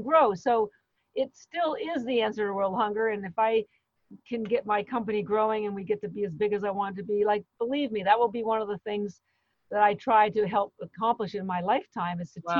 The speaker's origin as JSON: {"language": "English", "country": "Canada", "said": "I'm Canadian"}